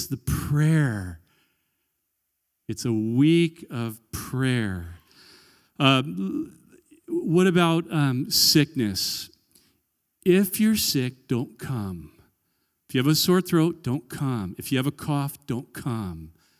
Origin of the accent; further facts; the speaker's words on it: Corvallis, Oregon, United States; We've been to a lot of churches all over the world. And I grew up in Corvallis.